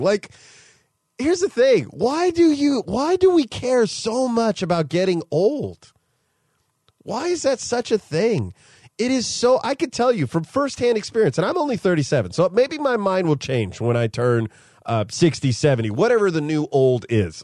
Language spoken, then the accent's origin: English; Modesto, California, United States; moved away; my hometown of Modesto, California